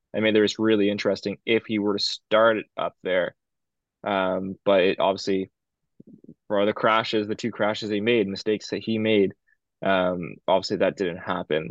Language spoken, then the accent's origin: English; Canada; I'm Canadian and, or we're, we're Canadian